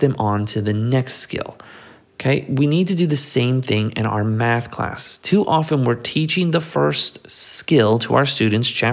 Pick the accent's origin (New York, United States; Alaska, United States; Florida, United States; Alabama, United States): Florida, United States; South; we're from South Florida